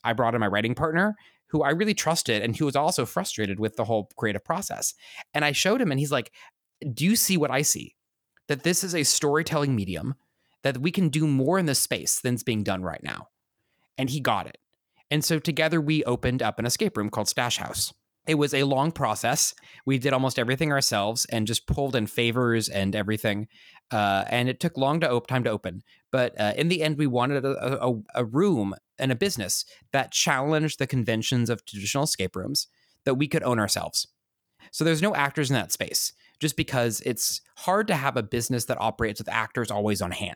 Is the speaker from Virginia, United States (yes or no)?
no; Kansas, United States; I grew up in Kansas